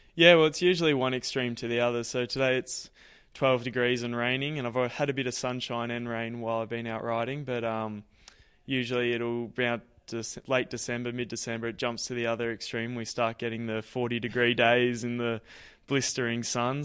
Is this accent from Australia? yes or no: yes; Ballarat, Victoria, Australia; being my hometown